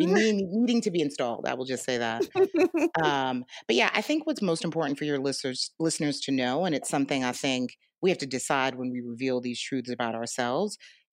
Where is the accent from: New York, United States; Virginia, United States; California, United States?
New York, United States; New York City; But I think the real definition of where my journey started is growing up in New York, native New Yorker, wasn't raised by either of my parents, was raised by maternal parents